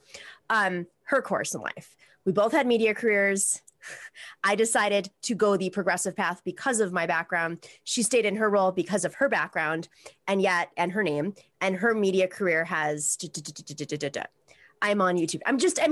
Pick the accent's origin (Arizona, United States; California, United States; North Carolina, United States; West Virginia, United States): Arizona, United States; Tucson; I was born in Tucson, Arizona